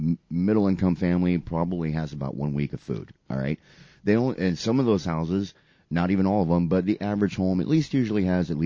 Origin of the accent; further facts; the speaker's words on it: United States; as American people